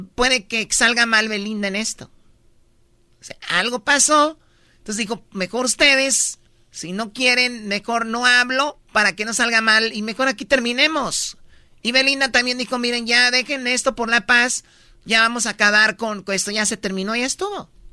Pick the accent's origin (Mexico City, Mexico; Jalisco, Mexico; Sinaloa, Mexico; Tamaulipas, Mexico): Jalisco, Mexico; Tepatitlán; yo soy de Tepatitlán